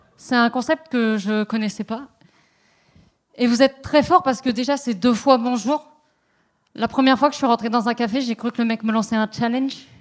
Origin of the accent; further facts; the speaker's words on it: France; now in Montreal, Canada; je suis une maudite française. J'ai pas encore attrapé le québécois.